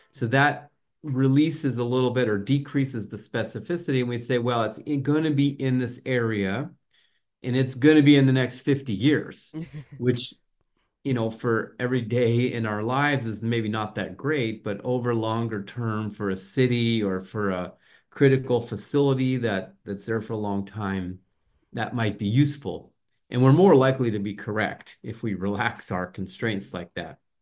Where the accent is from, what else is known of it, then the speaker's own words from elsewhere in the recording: New Mexico, United States; moved away as an adult; also born or lived in Southern California / Arizona; I grew up in New Mexico in the southwestern U S